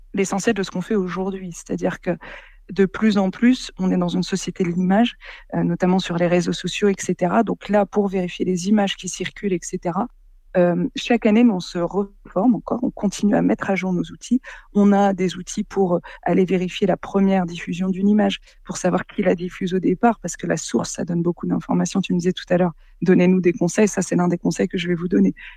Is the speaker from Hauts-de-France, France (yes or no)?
yes; Boulogne-sur-Mer, Hauts-de-France, France; j'ai grandi, bah, je suis née à Boulogne-sur-Mer, j'y ai grandi